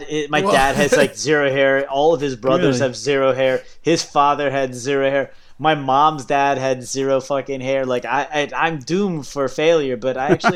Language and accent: English; Virginia, United States; also born or lived in United Kingdom; now in Orlando, United States; I live just north of Orlando, but I grew up in Southeast Virginia, but I immigrated from the UK in 1984.